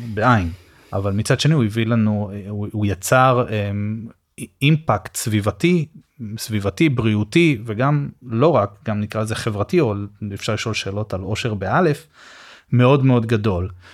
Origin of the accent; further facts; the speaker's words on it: Rishon LeZion, Central District, Israel; אני גדלתי בפרדסים, בסדר? מה שהיה לשעבר הפרדסים של ראשון